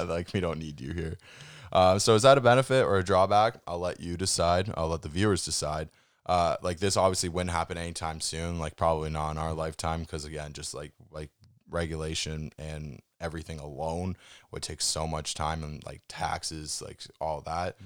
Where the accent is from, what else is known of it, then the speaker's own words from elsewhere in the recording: Canada; we come from Canada where we have super tight and hard banking regulations